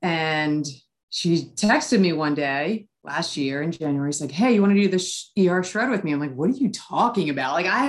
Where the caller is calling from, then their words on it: Maryland, United States; I am calling from Maryland.